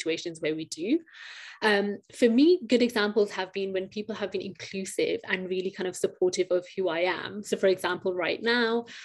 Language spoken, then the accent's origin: English; United Kingdom; I'm a British Pakistani woman